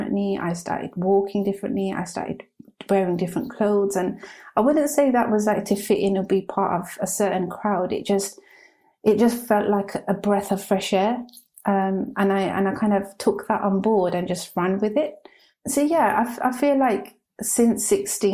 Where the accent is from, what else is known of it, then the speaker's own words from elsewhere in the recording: Birmingham, West Midlands, United Kingdom; moved away; growing up in Birmingham